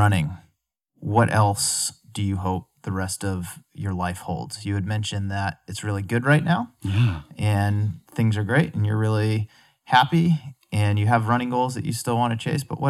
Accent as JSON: {"language": "English", "region": "Massachusetts", "country": "United States", "tie": "born or raised there", "said": "Like, Boston's my favorite race. I grew up outside of Boston, so it's always held a special place in my heart"}